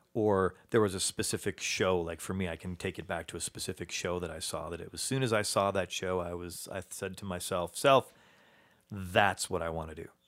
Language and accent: English; Chicago, Illinois, United States; my hometown